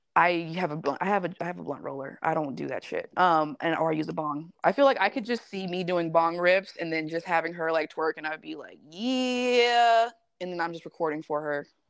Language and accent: English; Las Vegas, Nevada, United States; I was born and raised mm-hmm. in Las Vegas